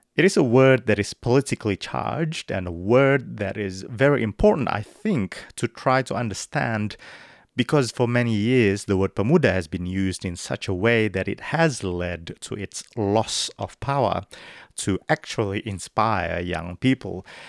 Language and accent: English; Indonesia; I grew up in Indonesia in the nineties